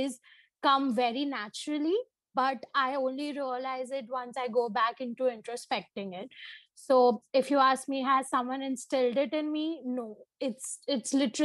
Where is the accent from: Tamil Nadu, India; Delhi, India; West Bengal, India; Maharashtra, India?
Maharashtra, India; Mumbai; Born and brought up in Bombay